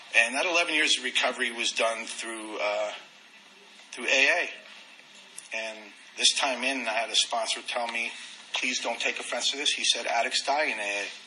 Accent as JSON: {"language": "English", "town": "New York City", "region": "New York", "country": "United States", "tie": "born or raised there", "also_born_or_lived": "Dallas, Texas / Corpus Christi, Texas", "moved": "yes", "said": "I lived up in Queens, New York"}